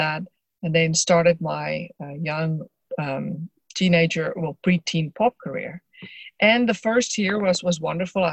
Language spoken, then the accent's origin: English; Johannesburg, Gauteng, South Africa; I grew up in just outside Johannesburg, South Africa